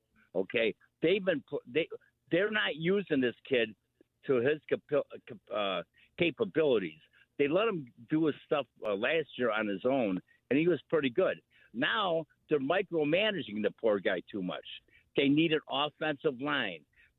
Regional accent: Chicago, Illinois, United States; now in Kansas City, United States; No, I'm from Chicago. I live here, but I go back quite a bit. I visit Chicago

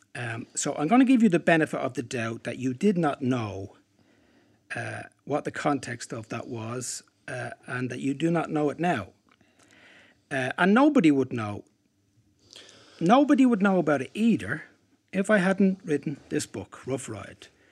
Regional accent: Dublin, Leinster, Ireland; Dublin, my hometown

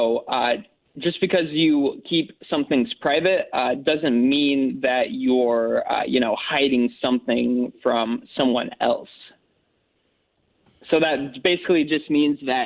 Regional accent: Carbondale, Illinois, United States; I grew up in Carbondale.

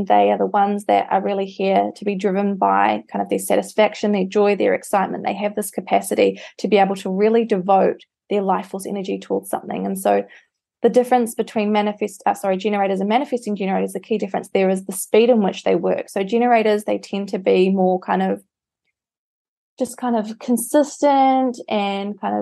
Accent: New Zealand; moved away; I'm from New Zealand

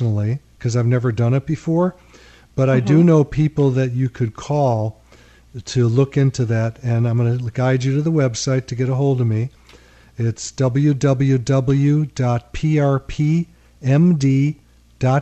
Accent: Chicago, Illinois, United States; moved away; I come from Chicago, where he came from, and I was a lawyer

